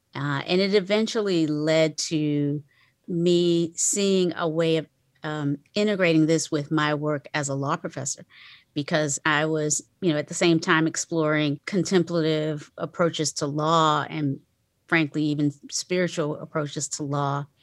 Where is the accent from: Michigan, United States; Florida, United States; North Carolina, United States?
North Carolina, United States; Kinston; I was born in, um, a, a town called Kinston, North Carolina